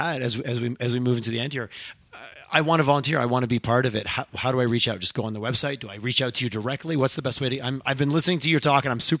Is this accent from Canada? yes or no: yes; Montreal, Quebec, Canada; now in Calgary, Canada; Again, I moved here. I grew up in Montreal.